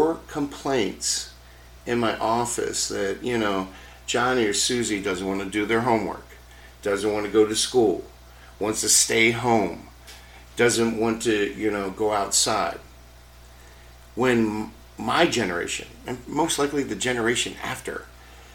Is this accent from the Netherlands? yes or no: no; Baltimore, Maryland, United States; now in Minnesota, United States; where I grew up in Baltimore, where we had smog back in the 70s and 80s